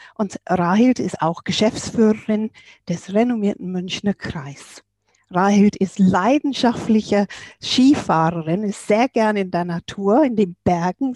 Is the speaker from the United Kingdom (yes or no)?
yes; England, United Kingdom; bei uns in England